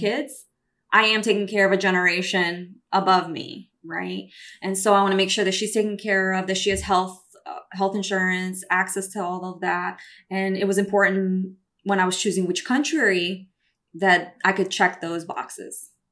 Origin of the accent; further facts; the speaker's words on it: Brazil; also born or lived in New York City, United States; now in California, United States; I'm Brazilian.